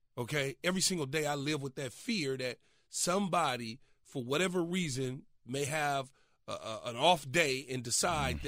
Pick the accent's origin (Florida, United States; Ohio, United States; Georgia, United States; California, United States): California, United States; Los Angeles; growing up as a kid, growing up in South Central Los Angeles